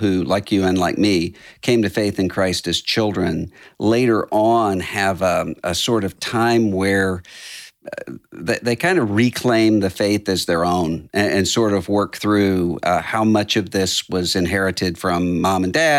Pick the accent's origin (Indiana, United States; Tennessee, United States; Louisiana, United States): Louisiana, United States; New Orleans; and most importantly for me, my hometown team, the New Orleans Saints.